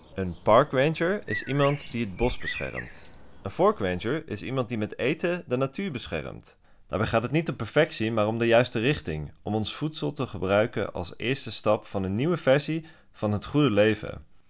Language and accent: Dutch; Switzerland; now in Amsterdam, Netherlands; ik groeide op in Zwitserland